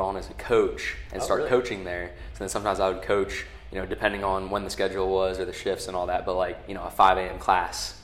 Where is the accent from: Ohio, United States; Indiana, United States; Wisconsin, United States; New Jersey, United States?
Ohio, United States; Delphos; also born or lived in Findlay, Ohio; I'm from Ohio originally, so I grew up in Delphus, small place in like Northwest Ohio near like Lima